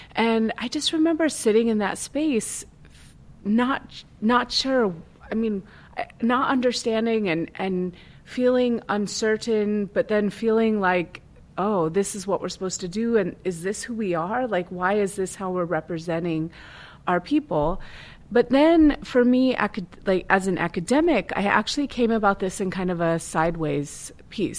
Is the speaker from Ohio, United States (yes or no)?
no; Tulalip, Washington, United States; I grew up in Tulalip